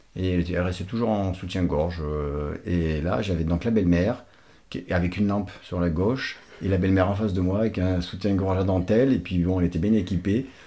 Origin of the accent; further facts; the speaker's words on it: Portugal; now in France; je suis portugais naturalisé français.